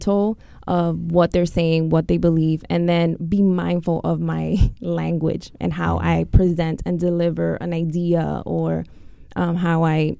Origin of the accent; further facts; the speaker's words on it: New York, United States; growing up in New York, you know, it's definitely taboo in the schools